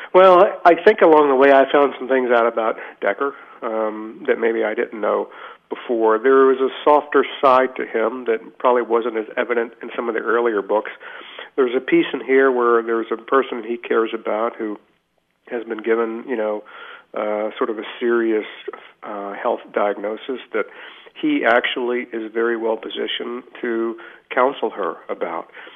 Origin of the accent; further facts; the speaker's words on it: Richmond, Virginia, United States; I grew up in Richmond, Virginia, a small town